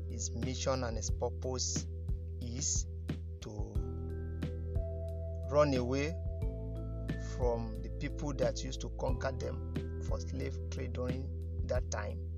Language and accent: English; Abeokuta, Ogun State, Nigeria; a native of uh, Abeokuta, Egbaland. South Local Government